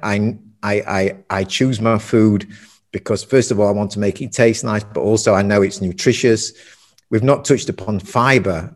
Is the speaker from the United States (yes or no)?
no; Sheffield, Yorkshire and the Humber, United Kingdom; also born or lived in Germany; now in Tenerife, Spain; I'm from, as you can probably tell, I'm from Sheffield, north of England, working class town, steel city